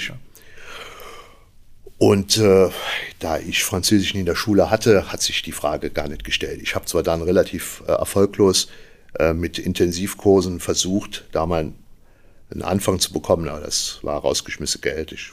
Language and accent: German; Igel, Rhineland-Palatinate, Germany; now in Trier, Germany; Ich komme aus Igel, das kennt natürlich keiner, also ein kleines Dorf bei Trier. Wir wohnen jetzt in Trier.